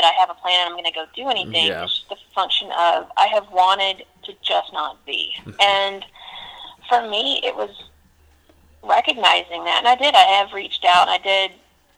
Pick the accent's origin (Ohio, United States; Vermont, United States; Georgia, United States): Georgia, United States; I was born and raised in Georgia